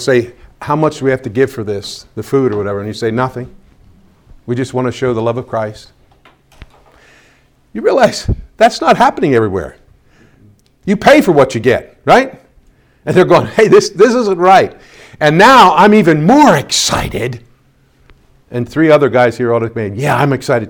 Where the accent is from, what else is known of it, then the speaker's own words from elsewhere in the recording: Pennsylvania, United States; My home state of Pennsylvania